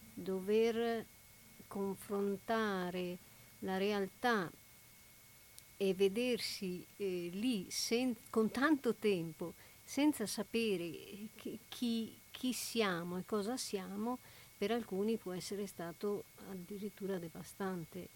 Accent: Italy

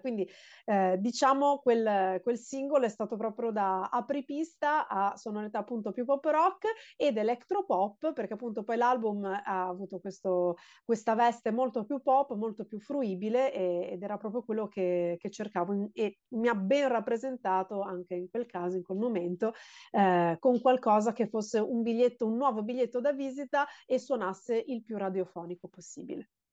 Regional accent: Genoa, Liguria, Italy; now in Lingueglietta, Italy; io sono genovese ho vissuto a Genova fino ai 26 anni d'età

